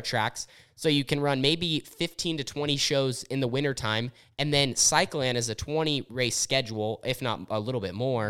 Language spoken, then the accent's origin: English; Southern Oregon, United States; I grew up in Southern Oregon where we had racing